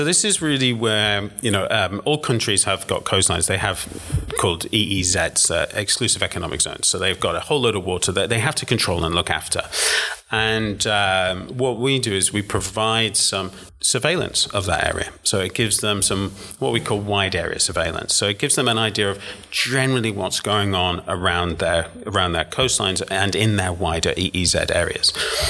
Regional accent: England, United Kingdom; also born or lived in Luxembourg; now in Washington, D.C., United States; I am English, yeah.

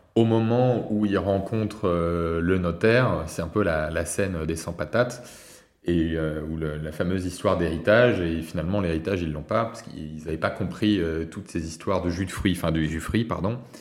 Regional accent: France; also born or lived in Nantes; On est en France bah, parce qu'on est français, parce qu'on a nos amis en France

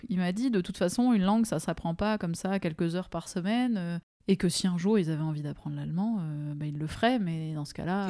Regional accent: Strasbourg, Grand Est, France; also born or lived in Germany; des Alsaciens où j'ai grandi

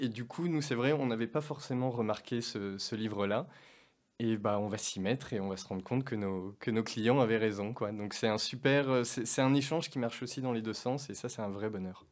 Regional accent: Auvergne-Rhône-Alpes, France; j'ai grandi en, j'ai grandi en Auvergne

